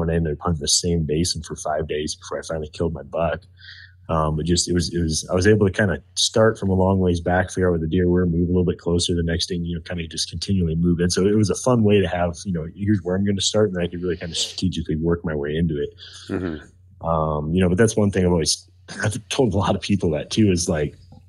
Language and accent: English; Idaho, United States; especially like where I grew up in Northern Idaho, elk herds have been just decimated.